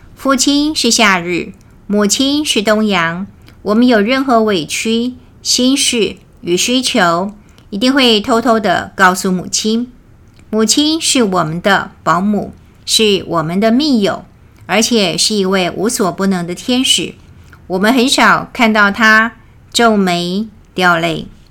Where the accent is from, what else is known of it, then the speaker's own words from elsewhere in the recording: Taiwan; 我们台湾人叫陪抓